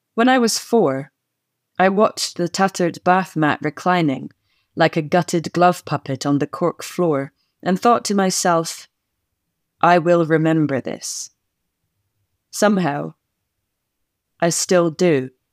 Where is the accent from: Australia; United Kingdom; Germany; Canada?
United Kingdom; Scotland; the vocabulary of Scots turns up in my speech all the time